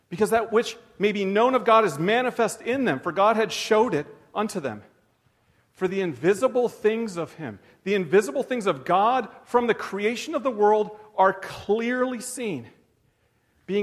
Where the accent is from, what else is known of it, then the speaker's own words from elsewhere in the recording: Canada; also born or lived in United States; I'm Canadian and American. I guess that's dual.